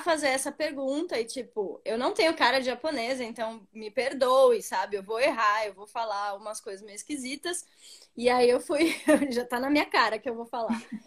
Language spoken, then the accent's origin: Portuguese; Brazil; moved away as an adult; now in Yokohama, Japan; eu sou brasileira